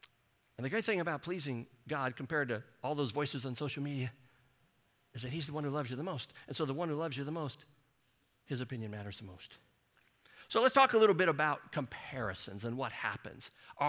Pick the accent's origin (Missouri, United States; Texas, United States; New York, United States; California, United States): Missouri, United States; St. Louis; Now, I grew up in St. Louis, and the public schools were K through 8, and then high school, the 4 years of high school.